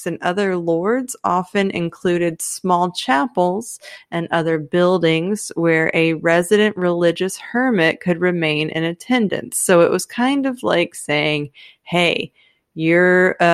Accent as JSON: {"language": "English", "region": "Texas", "country": "United States", "said": "I'm Texan."}